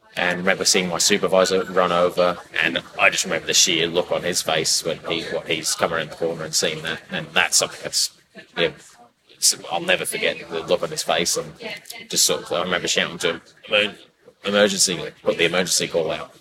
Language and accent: English; Bangor, Wales, United Kingdom; moved away as an adult; also born or lived in New Zealand; now in Brisbane, Australia; born and bred in Wales. Yeah. Bangor.